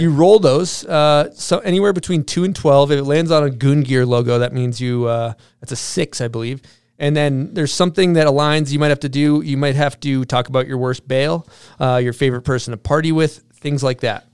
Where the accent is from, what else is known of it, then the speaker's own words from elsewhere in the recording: Massachusetts, United States; moved away; my hometown, little town in Massachusetts